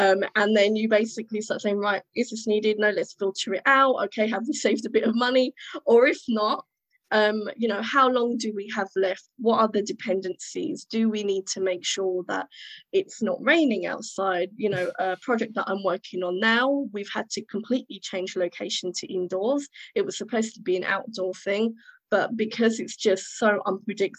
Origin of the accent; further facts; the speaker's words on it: United Kingdom; born and raised in Britain